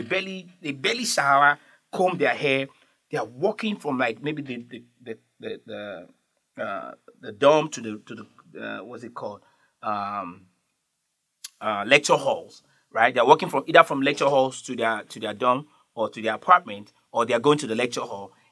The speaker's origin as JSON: {"language": "English", "country": "Nigeria", "said": "I'm from Nigeria"}